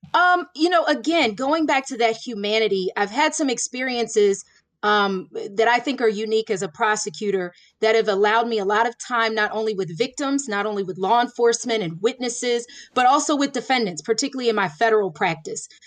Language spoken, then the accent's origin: English; Florida, United States; now in Pennsylvania, United States; I grew up in Florida